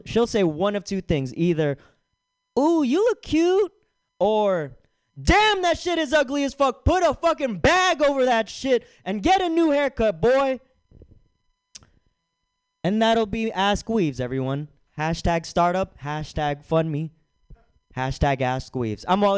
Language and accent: English; Philippines; I'm Filipino.